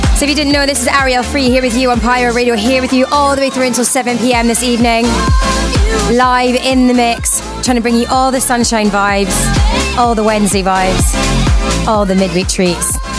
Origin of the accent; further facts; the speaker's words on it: Glasgow, Scotland, United Kingdom; I'm from Glasgow Town, which is in Bonnie, Scotland